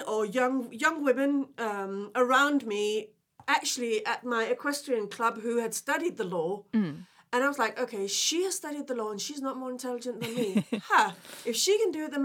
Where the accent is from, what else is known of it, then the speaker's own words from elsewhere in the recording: Denmark; English is a second language; moved away as an adult; also born or lived in London; now in United Kingdom; I was born originally in Denmark, and I actually lived abroad in my 20s.